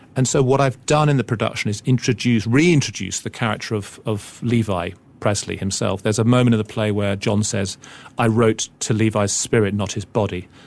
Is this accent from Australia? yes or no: no; England, United Kingdom; as an English person coming from the outside